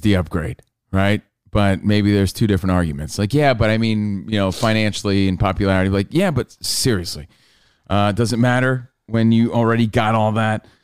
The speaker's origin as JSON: {"language": "English", "region": "New York", "country": "United States", "said": "We're from New York."}